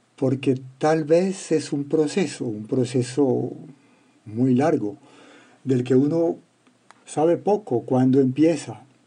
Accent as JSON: {"language": "Spanish", "town": "Cali", "region": "Valle del Cauca", "country": "Colombia", "moved": "as an adult", "lives_now": "France", "said": "Siendo uno caleño"}